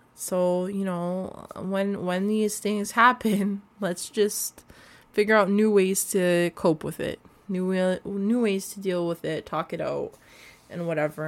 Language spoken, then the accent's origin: English; Canada; through foster homes, learning about my Canadian identity, what it is to be a Canadian